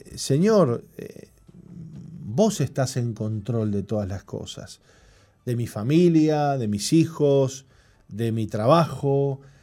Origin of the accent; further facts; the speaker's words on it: Montevideo, Uruguay; Yo me crié adentro del Parque Central